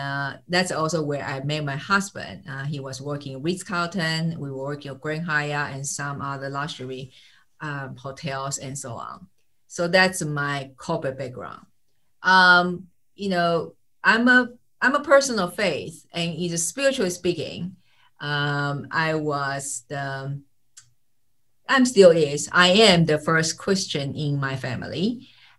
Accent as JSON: {"language": "English", "country": "Taiwan", "also_born_or_lived": "United States / Jamaica", "moved": "yes", "lives_now": "Switzerland", "said": "I'm greeting you all from Switzerland, and I'm originally from Taiwan"}